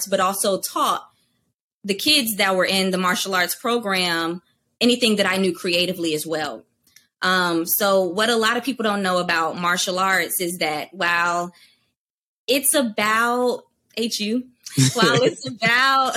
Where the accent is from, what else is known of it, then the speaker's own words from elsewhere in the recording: Durham, North Carolina, United States; I'm from Durham, North Carolina. And in high school, I was known for dance and theater